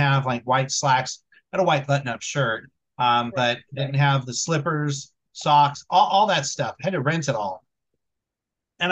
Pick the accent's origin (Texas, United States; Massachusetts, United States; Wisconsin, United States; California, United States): California, United States; Vallejo; Vallejo, my hometown